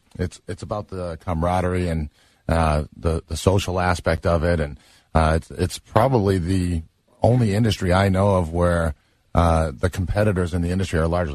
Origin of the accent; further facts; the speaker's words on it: Hartford, Connecticut, United States; now in Massachusetts, United States; I grew up in Hartford, Connecticut, but I live in Massachusetts.